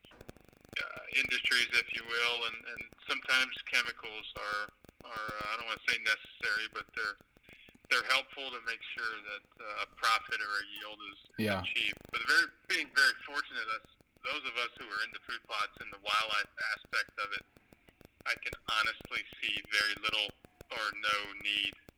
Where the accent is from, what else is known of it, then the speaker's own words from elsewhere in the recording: Pennsylvania, United States; also born or lived in Mississippi / South Texas; I grew up in Pennsylvania, which is where my home is now.